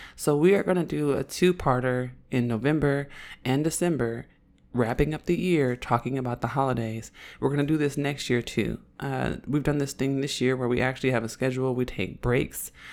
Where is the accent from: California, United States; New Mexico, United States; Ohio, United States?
California, United States; Oakland; accent: Oakland accent; I'm from Oakland